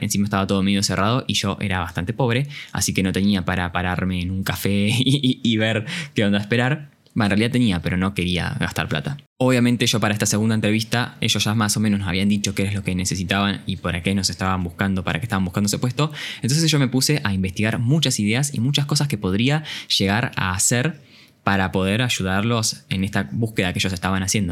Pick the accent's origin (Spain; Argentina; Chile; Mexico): Argentina; Campana, Buenos Aires Province; soy de Campana y tenía que viajar hasta Ciudad Autónoma de Buenos Aires